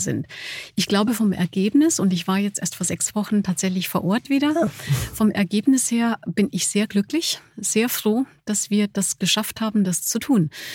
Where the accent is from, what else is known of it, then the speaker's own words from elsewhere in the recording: Germany; trotz des, des holländischen Namens, ich bin Deutsche